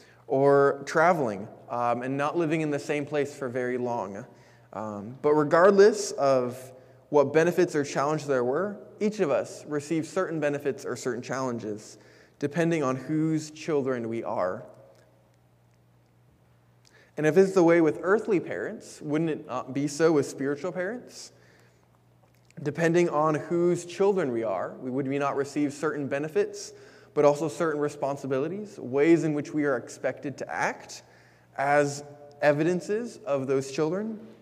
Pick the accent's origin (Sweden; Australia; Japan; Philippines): Japan; For myself, I had the pleasure of growing up in Japan because that's where I was born to my parents.